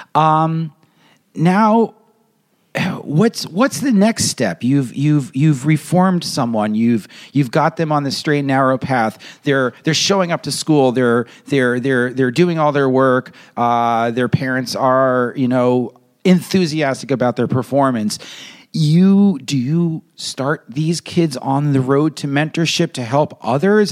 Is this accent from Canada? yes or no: no; United States; as an American